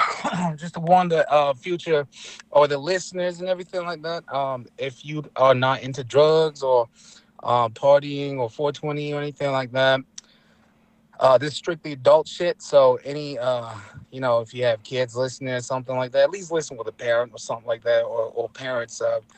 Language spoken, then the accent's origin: English; Escanaba, Michigan, United States; I am Ojibwe Potawatomi from right here in Michigan. I'm from the Hanaville Potawatomi tribe. I hail from Escanaba is what I claim.